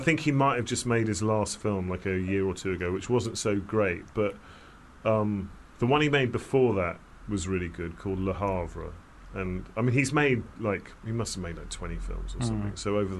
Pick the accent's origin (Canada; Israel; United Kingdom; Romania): United Kingdom; London; In London.